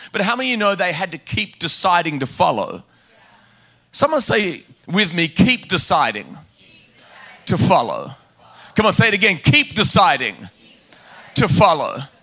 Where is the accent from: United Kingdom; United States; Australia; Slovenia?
Australia; I grew up in Australia